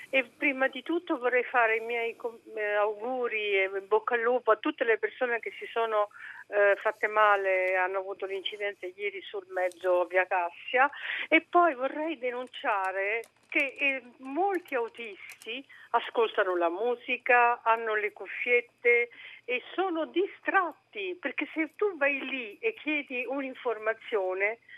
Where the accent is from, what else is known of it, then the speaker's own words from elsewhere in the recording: Rome, Lazio, Italy; … e vivo a Roma e sono di Roma.